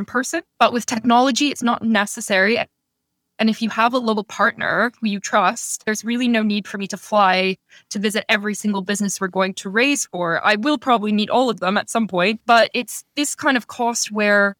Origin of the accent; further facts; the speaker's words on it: Toronto, Ontario, Canada; moved away as an adult; also born or lived in Rwanda; I grew up in the suburbs of Toronto